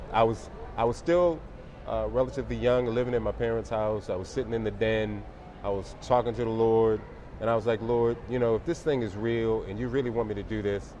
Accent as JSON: {"language": "English", "town": "Baltimore", "region": "Maryland", "country": "United States", "tie": "born or raised there", "also_born_or_lived": "Europe", "said": "I was born in Europe, traveled. Mom and dad both from Baltimore. My dad's last duty station was Washington, D.C. So we came back to the Baltimore, Maryland area."}